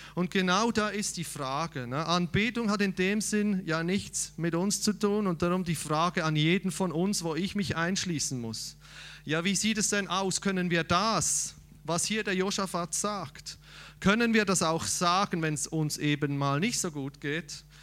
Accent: Switzerland; ich als Schweizer

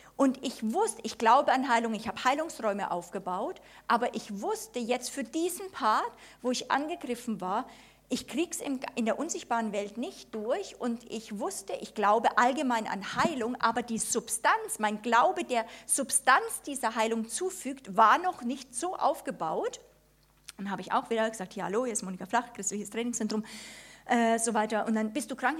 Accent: Germany; wir als Deutsche

